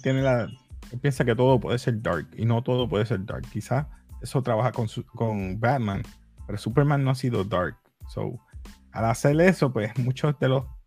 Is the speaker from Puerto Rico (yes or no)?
yes; Puerto Rico; yo soy latino, con orgullo, boricua